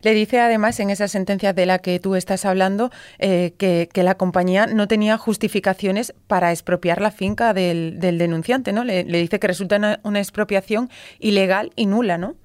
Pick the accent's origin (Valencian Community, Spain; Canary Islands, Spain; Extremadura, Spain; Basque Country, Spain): Extremadura, Spain; yo que también soy de soy extremeña, soy de la tierrina